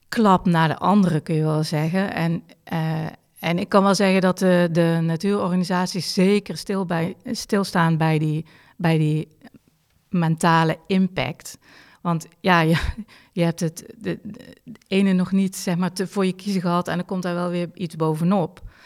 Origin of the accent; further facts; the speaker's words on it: Limburg, Netherlands; moved away; ik als Limburger.